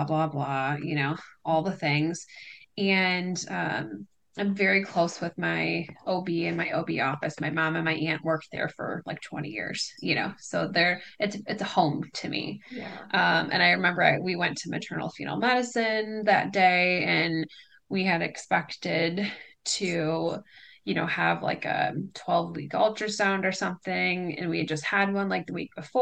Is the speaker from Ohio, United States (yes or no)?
no; Livonia, Michigan, United States; I am from Livonia, Michigan, so about 20 minutes outside of Detroit